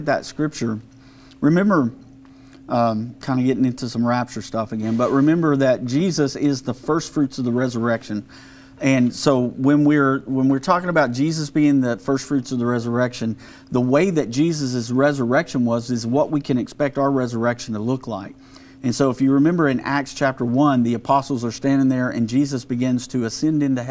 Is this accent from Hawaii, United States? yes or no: no; Mesquite, Texas, United States; I'm from Mesquite